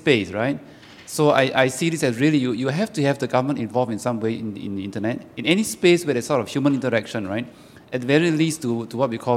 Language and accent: English; Singapore; I'm from Singapore